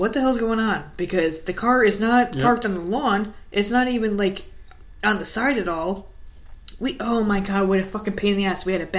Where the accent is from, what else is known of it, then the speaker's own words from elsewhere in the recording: the North, United States; moved away; We were raised in the North